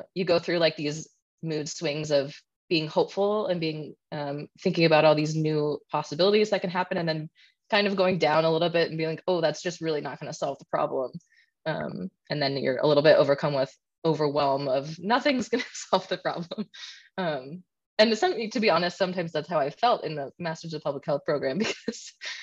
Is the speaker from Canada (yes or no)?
yes; Canada; being Canadian